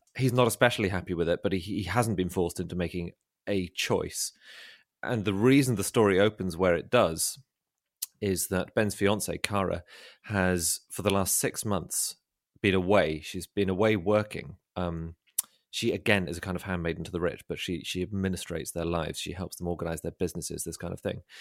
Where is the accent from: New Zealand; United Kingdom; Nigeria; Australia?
United Kingdom; London; also born or lived in Oxford; I'm from London, but I, I studied at Oxford